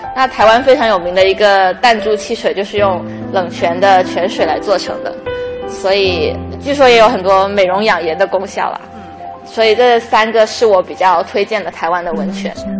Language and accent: Chinese; Guangdong, China; 因为我是广东人